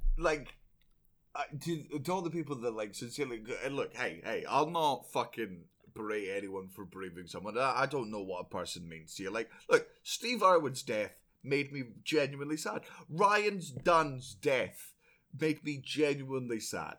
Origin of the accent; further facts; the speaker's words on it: Scotland, United Kingdom; I'm Scottish